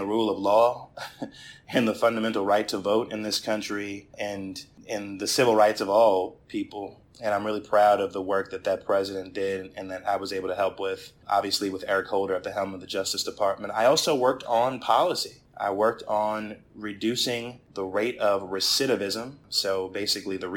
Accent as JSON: {"language": "English", "town": "Spring Valley", "region": "New York", "country": "United States", "tie": "born or raised there", "also_born_or_lived": "Nyack, New York", "lives_now": "White Plains, United States", "said": "I was born at Nyack Hospital, grew up in the village of Spring Valley, and now reside in the city of White Plains"}